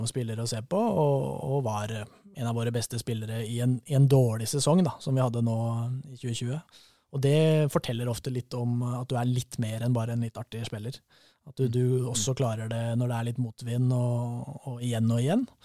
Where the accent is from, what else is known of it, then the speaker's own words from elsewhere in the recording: Fagernes, Innlandet, Norway; Fagernes i vakre, varierte Valdres.